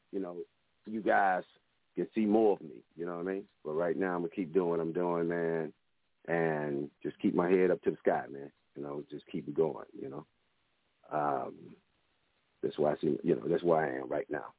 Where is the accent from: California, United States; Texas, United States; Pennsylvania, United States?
Texas, United States; Dallas; I'm from Dallas, Texas